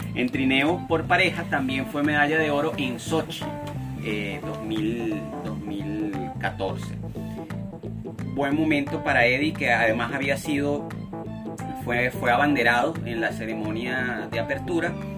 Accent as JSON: {"language": "Spanish", "country": "Venezuela", "said": "nuestra perspectiva como venezolanos"}